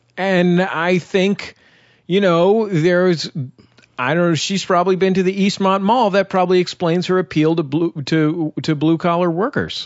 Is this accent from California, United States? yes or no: yes; San Francisco, California, United States; I'm from San Francisco. I'm not from Oakland